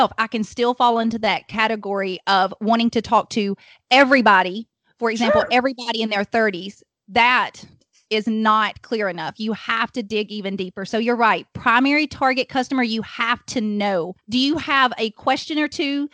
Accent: Alabama, United States; accent: Alabama; now in Huntsville, United States; we're in Alabama, if my accent does not already give that away

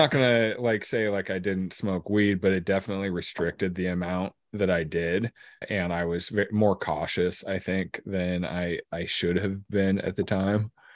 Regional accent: Lincoln City, Oregon, United States; I grew up in Lincoln City, and I live just outside of there now.

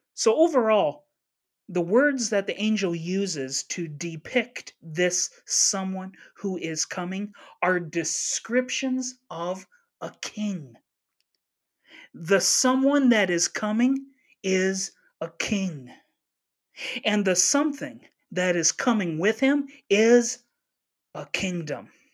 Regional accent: Upper Peninsula of Michigan, United States; I was born in the Upper Peninsula of Michigan, so I grew up with lots of both

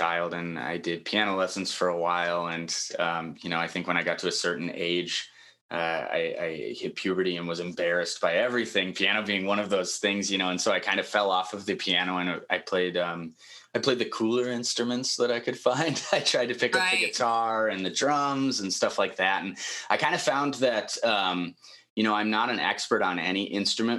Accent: Chicago, Illinois, United States; also born or lived in Upper Peninsula, Michigan; now in Wisconsin, United States; Originally, I'm from Chicago. I was born and raised there, and my family moved to the Upper Peninsula, Michigan

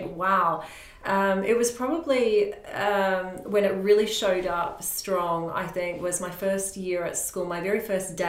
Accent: Roebourne, Western Australia, Australia; also born or lived in Port Hedland; That community is called Roebourne. I was born in Port Hedland, which is a couple of hours from Roebourne, in a mining area

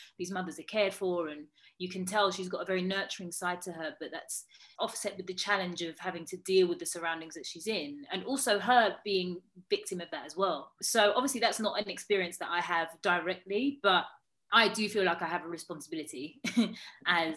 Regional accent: United Kingdom; I'm Black British

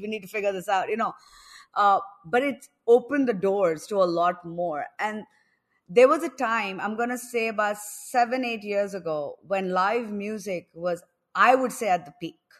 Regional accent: New Delhi, Delhi, India; moved away as an adult; also born or lived in New York; now in Goa, India; I'm actually from New Delhi, but for the past few years, I've been living in Goa because everything is online

